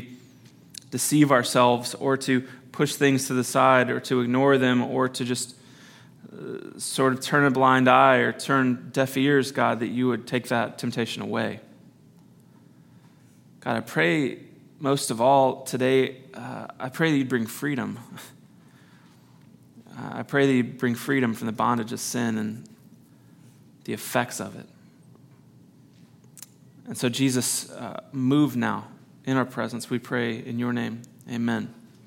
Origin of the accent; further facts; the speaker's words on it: Missouri, United States; Growing up in Missouri